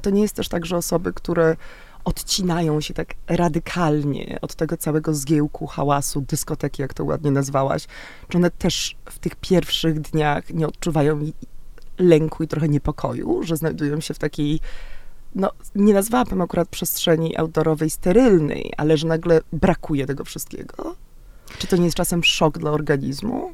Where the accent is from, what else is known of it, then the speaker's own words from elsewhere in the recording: Szczecin, West Pomeranian Voivodeship, Poland; ja też jestem morska, ze Szczecina